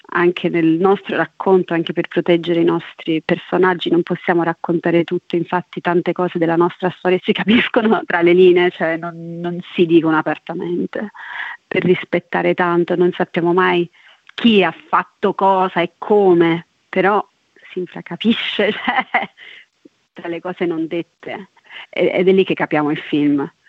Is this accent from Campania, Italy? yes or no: yes; Casoria, Campania, Italy; moved away; also born or lived in London / Naples / Rio de Janeiro; vengo da Casoria, sono cresciuta tra Casoria e Londra e adesso sto vivendo tra Napoli e Rio de Janeiro